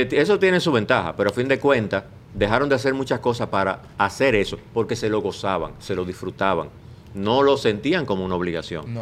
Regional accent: Bayaguana, Monte Plata, Dominican Republic; en mi pueblo, eh, tengo que mencionar a Masúa, que era el único pintor que había en Vallaguana

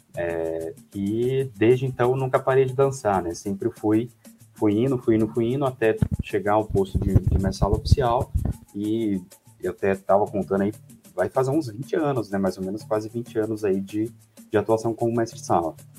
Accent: Taubaté, São Paulo, Brazil; moved away as an adult; fui nascido e criado em Taubaté

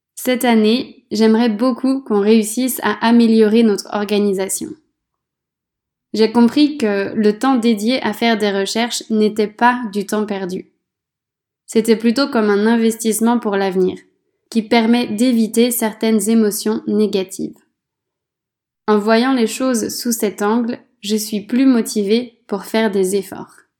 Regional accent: France; moved away as an adult; Depuis que j'ai quitté la France

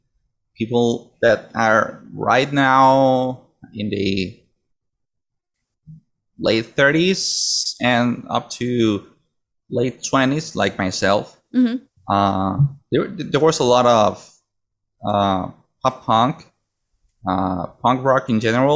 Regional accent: Cartagena, Bolívar, Colombia; I am from Cartagena

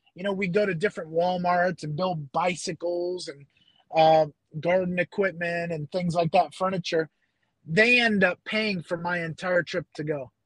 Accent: upstate New York, United States; moved away as an adult; now in Philippines; I grew up in New York, upstate New York, about an hour north of New York City

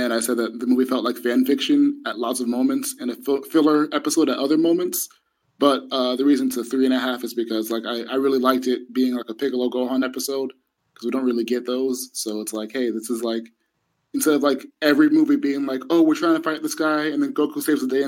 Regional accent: United States; I'm an American guy

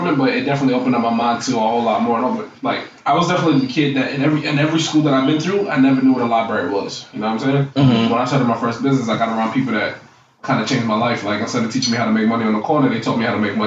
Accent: New York City, New York, United States; also born or lived in Queens, New York; I'm originally from Queens, New York, but I was raised in Brooklyn.

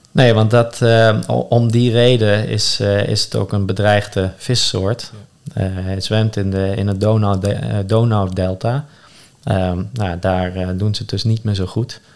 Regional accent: Netherlands; onze identiteit als Nederlander

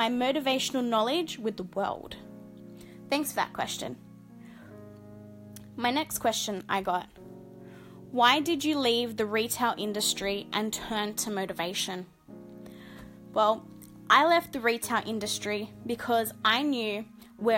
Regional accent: Sydney, New South Wales, Australia; I'm 29 years old and I'm from Sydney, Australia

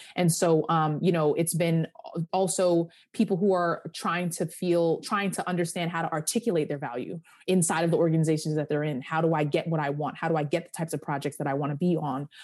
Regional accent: Hempstead, New York, United States; I am from Hempstead, Long Island

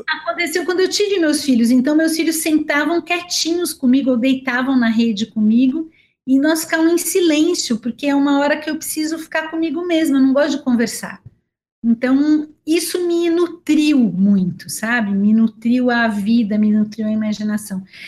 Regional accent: Araraquara, São Paulo, Brazil; also born or lived in Campinas; now in São Paulo, Brazil; eu nasci em Araraquara

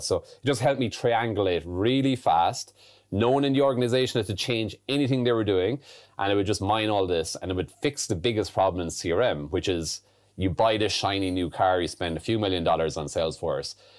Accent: Ireland; moved away as an adult; also born or lived in London, United Kingdom / United States; growing up in Ireland

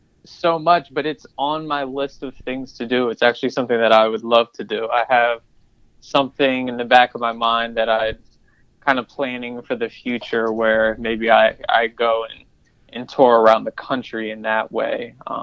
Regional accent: Columbia, Maryland, United States; Yes, that's correct. From Columbia, Maryland.

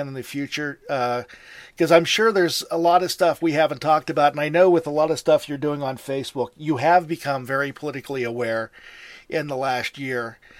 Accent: Pittsburgh, Pennsylvania, United States; I'm from Pittsburgh.

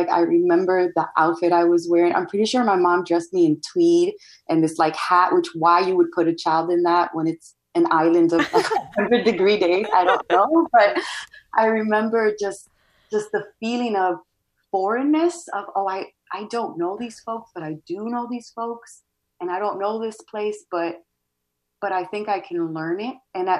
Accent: United States; accent: American; In the US, my accent and my skin color and my hair and just the cultural icons that I know or find important are not the same as what it seems like the mainstream lifts up. But then if I go to DR, like I'm the gringa cousin. I'm the one who has an American accent.

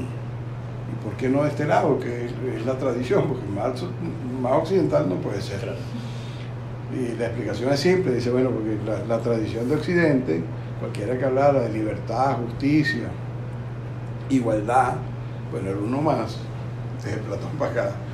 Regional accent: Venezuela; also born or lived in Uruguay; yo como buen venezolano

